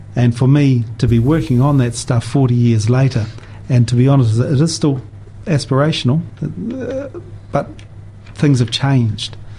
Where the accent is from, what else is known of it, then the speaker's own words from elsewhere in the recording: Invercargill, Southland, New Zealand; now in Dunedin, New Zealand; growing up in Invercargill.